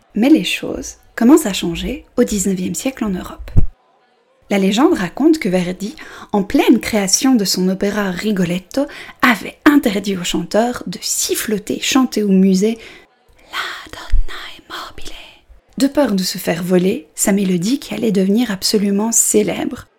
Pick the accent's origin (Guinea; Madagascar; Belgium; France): Belgium; je suis belge